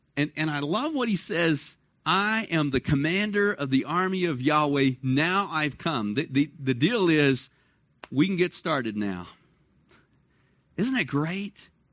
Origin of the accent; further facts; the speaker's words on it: Dallas, Texas, United States; moved away; I grew up in Dallas, Fort Worth, so August was never the cool time.